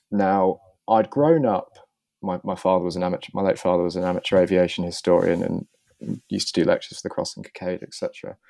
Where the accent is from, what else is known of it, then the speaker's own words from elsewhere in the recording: Bath, South West England, United Kingdom; I grew up just outside of Bath